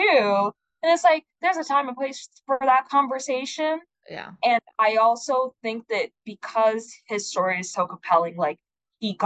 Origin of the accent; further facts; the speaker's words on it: Tanzania; now in United States; I'm from Tanzania